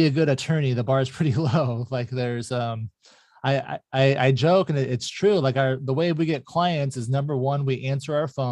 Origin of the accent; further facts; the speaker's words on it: Mesa, Arizona, United States; grew up in Mesa, Arizona.